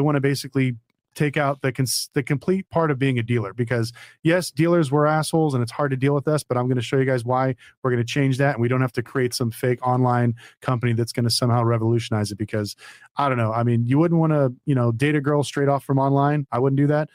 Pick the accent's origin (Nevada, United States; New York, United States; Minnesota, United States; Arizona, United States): Nevada, United States; Las Vegas; I'm from Vegas